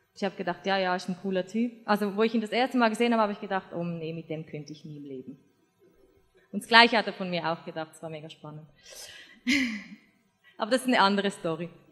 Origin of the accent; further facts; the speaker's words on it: Switzerland; moved away as an adult; now in Austria; ich bin Schweizerin, wohne in Österreich, habe einen deutschen Mann